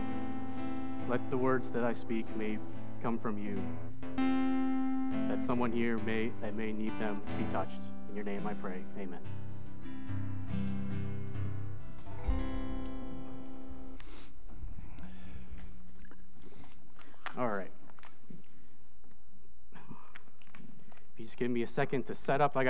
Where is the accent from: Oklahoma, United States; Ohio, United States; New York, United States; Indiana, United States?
Indiana, United States; moved away as an adult; also born or lived in Indonesia / Michigan / Maine; now in Greensboro, United States; I was actually born in Indonesia, but I grew up in the United States. I was adopted as a baby, and I grew up in Indiana.